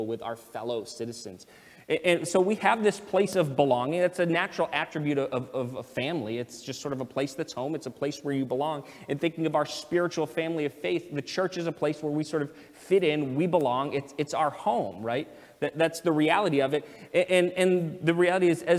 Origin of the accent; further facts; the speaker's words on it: United States; I'm an American citizen. I was born here.